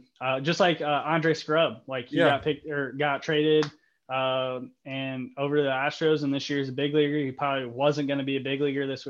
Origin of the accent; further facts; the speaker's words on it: Toledo, Ohio, United States; born there; now in Fort Wayne, United States; I was born in Toledo, and we both live in Fort Wayne